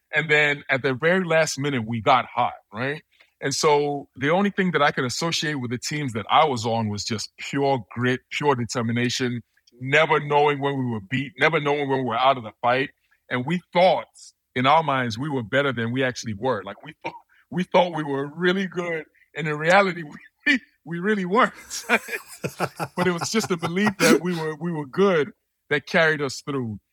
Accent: Nigeria; also born or lived in United States; now in London, United Kingdom; I'm from Nigeria. My parents are from Nigeria, so I would usually I would go back to Nigeria all the time

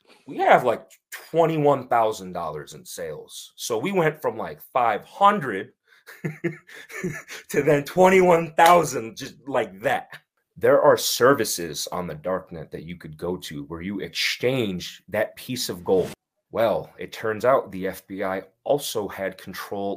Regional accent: Winsted, Connecticut, United States; I grew up in a small town called Winsted, Connecticut

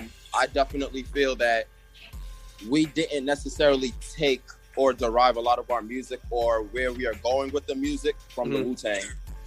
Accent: Staten Island, New York, United States; I'm from Port Richmond.

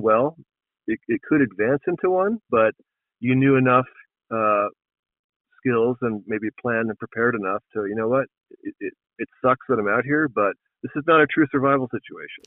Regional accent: East Coast, United States; moved away as an adult; now in Montana, United States; I grew up on the East Coast um, and moved out west when I was, when I was 19. Um, and I've been living in Montana continuously since 1997

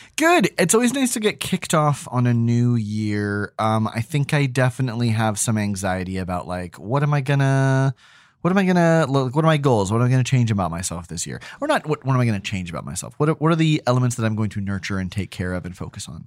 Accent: New Hampshire, United States; growing up in New Hampshire

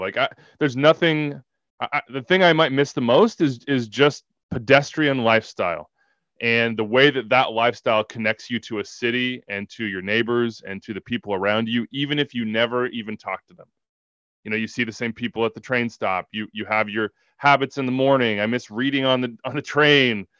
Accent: Wichita, Kansas, United States; also born or lived in New York; now in Kansas City, United States; I'm from Wichita, Kansas, and I went to K U

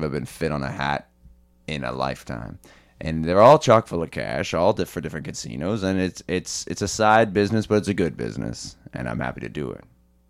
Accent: Kitchener, Ontario, Canada; I'm a dude from Kitchener.

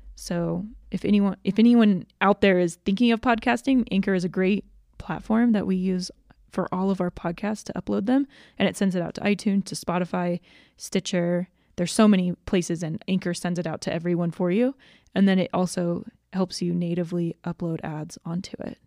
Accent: Georgia, United States; moved away as an adult; now in Utah, United States; I was born in Georgia. My parents moved back to Utah for, like, four years after that, and then they moved back to Georgia, and I grew up there for the rest of, until I moved to Utah to go to college.

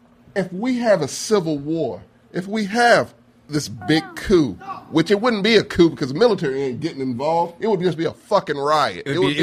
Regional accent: Michigan, United States; I come from Michigan.

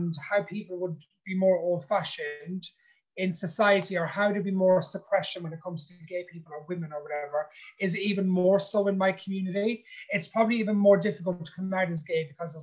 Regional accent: Ireland; I'm an Irishman, if you know what I mean, but I grew up in an ethnic community called Irish Travelers

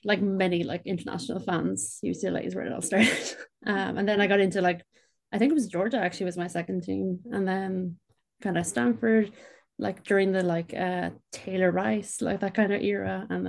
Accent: Ireland; I'm from Ireland.

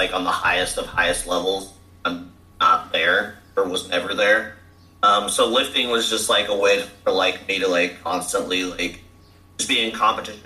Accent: Grapevine, Texas, United States; now in Fort Worth, United States; I am from Grapevine, Texas

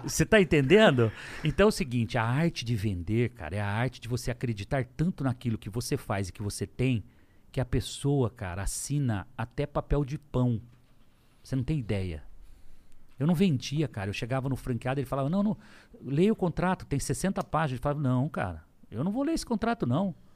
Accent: Lins, São Paulo, Brazil; also born or lived in São José do Rio Preto; de onde eu vim, falando que eu vendia coxinha, que é verdade, em Lins, com 12 anos de idade

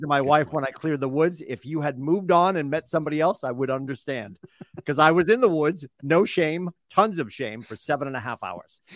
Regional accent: Boston, Massachusetts, United States; as a Bostonian as a New Englander

